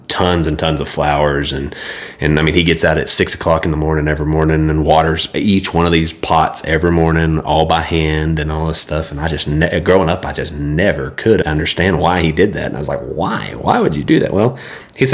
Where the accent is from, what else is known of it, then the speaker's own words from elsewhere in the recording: Idalou, Texas, United States; I grew up in Idaloo, so everything's flat there